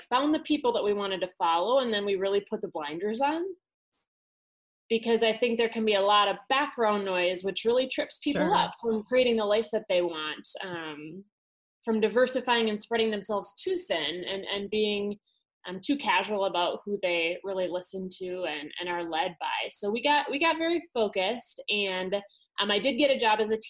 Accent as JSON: {"language": "English", "region": "Wisconsin", "country": "United States", "said": "I'm from Wisconsin originally. So I'm a Wisconsin girl"}